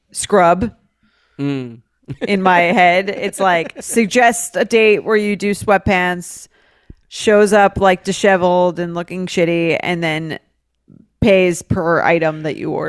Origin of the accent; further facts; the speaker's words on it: New York City, New York, United States; I'm from New York City. I'm in grad school for in the Midwest